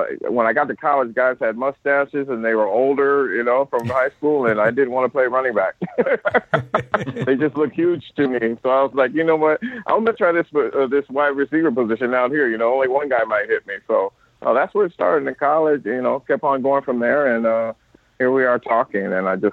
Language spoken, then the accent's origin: English; Omaha, Nebraska, United States; moved away; Growing up, I grew up in Omaha, Nebraska